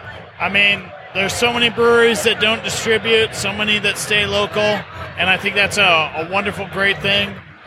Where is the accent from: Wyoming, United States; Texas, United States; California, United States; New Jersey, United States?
Wyoming, United States; Cheyenne; I'm from Cheyenne, Wyoming.